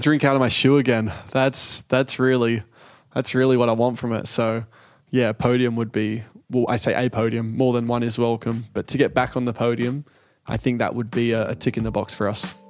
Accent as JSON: {"language": "English", "country": "Australia", "said": "being Australian"}